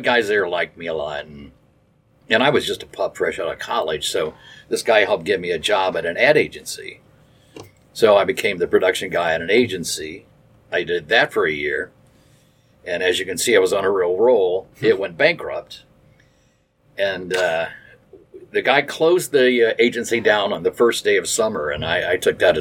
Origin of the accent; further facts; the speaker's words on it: Dayton, Ohio, United States; moved away as an adult; now in Cincinnati, United States; I'm from Dayton